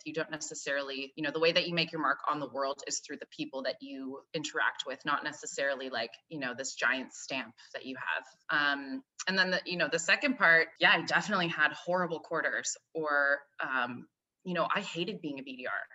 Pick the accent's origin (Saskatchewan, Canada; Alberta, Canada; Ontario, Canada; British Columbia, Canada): Alberta, Canada; Calgary; now in Toronto, Canada; I live in Toronto. I grew up in, I'm Canadian, grew up on the west coast of Canada in Calgary, Alberta